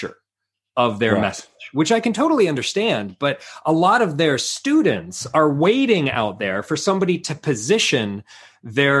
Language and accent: English; United States; moved away as an adult; now in New Zealand; I'm an American originally, but I left the States 10 years ago and I now live in New Zealand.